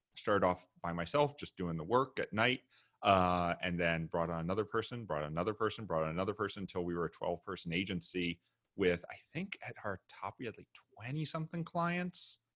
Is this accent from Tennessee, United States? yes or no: yes; Memphis, Tennessee, United States; moved away as an adult; also born or lived in New York / Japan; originally I'm from Memphis, Tennessee.